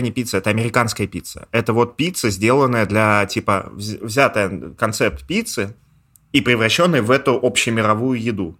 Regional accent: Russia; moved away as an adult; also born or lived in Georgia; now in Thailand; я не грузин, я типа русский

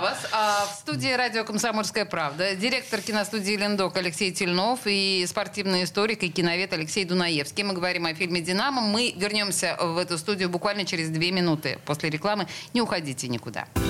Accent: Saint Petersburg, Russia; мы петербуржцы коренные

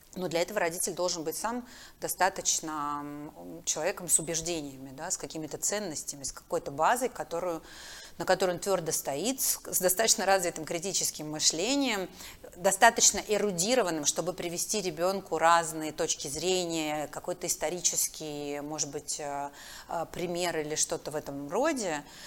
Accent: Makiivka, Donetsk Oblast, Ukraine; moved away; Я же выросла в Макеевке, в Донецке.

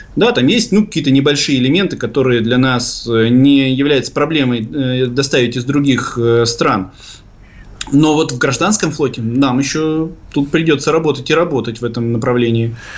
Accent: Severodvinsk, Arkhangelsk Oblast, Russia; в моем родном городе Северодвинске

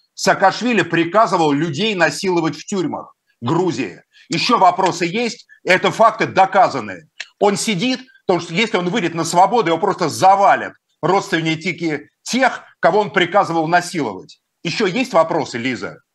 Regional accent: Moscow, Russia; Я русский человек, москвич, христианин

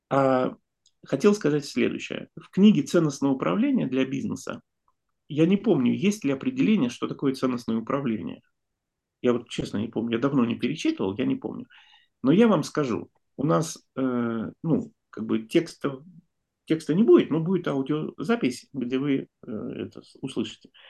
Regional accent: Saint Petersburg, Russia; я тоже из Петербурга

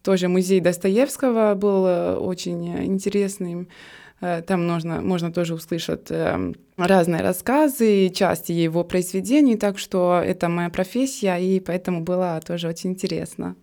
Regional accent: Trebinje, Republika Srpska, Bosnia & Herzegovina; Russian is a second language; moved away as an adult; now in Saint Petersburg, Russia; в моем родном городе. Он называется Требине

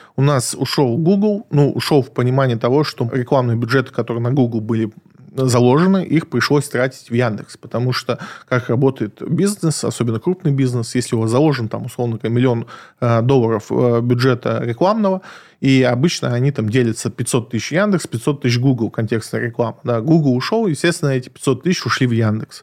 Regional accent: Krasnodar, Krasnodar Krai, Russia; now in Moscow, Russia; я родом из Краснодара

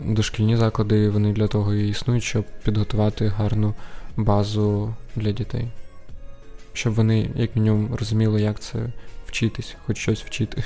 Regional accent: Sumy, Sumy Oblast, Ukraine; я із Сум

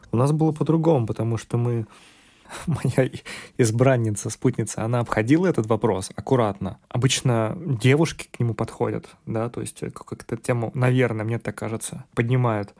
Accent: Siberia, Russia; moved away; also born or lived in Warsaw, Poland; Я находился в Новосибирске, поскольку я сибиряк

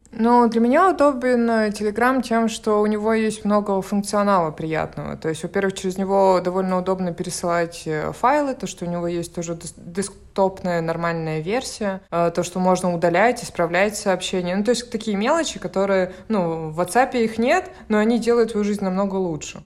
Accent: Murmansk, Murmansk Oblast, Russia; moved away; я уехала из Мурманска

